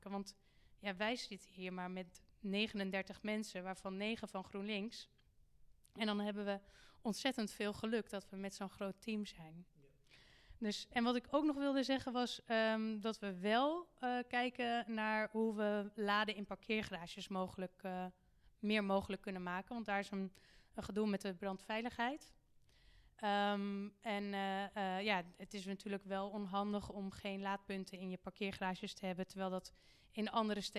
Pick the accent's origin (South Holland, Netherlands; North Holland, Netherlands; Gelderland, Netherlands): North Holland, Netherlands; Haarlem; Maar ook iets om te beseffen als, als burger, als Haarlemmer... dat wij hier ook beperkte middelen hebben